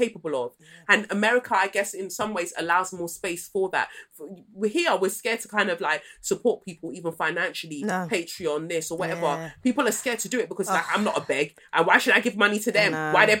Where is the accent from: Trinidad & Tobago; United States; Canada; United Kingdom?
United Kingdom; As British people